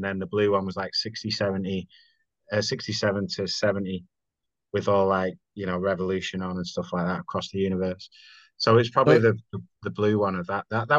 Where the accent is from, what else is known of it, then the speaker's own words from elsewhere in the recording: Salford, North West England, United Kingdom; moved away as an adult; also born or lived in Urmston, Manchester; now in Vietnam; I was born in, not in Manchester actually, in Salford